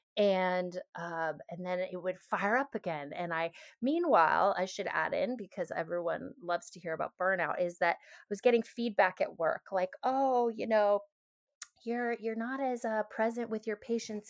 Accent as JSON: {"language": "English", "town": "Seattle", "region": "Washington", "country": "United States", "tie": "born or raised there", "also_born_or_lived": "Hawaii", "moved": "as an adult", "said": "having grown up in Seattle, there was a lot of integrative health around me"}